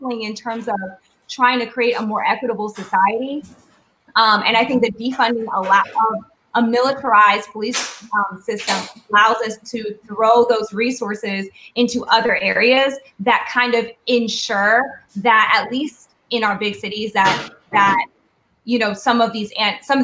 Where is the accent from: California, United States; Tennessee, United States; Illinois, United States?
Tennessee, United States; Nashville; I'm from Nashville, Tennessee